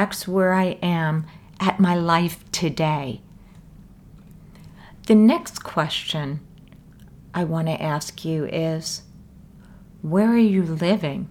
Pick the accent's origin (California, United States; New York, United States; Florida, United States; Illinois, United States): New York, United States; I grew up in New York, and I now live in New York City